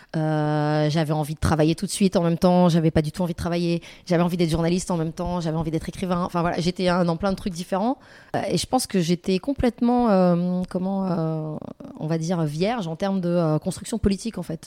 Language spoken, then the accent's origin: French; France; j'ai grandi en France, dans un pays occidental